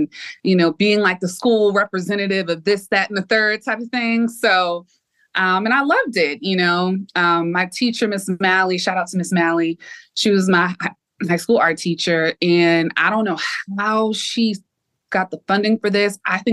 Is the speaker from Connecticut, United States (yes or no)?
yes; Bridgeport, Connecticut, United States; I'm from Bridgeport, Connecticut, and the school that I went to was really underfunded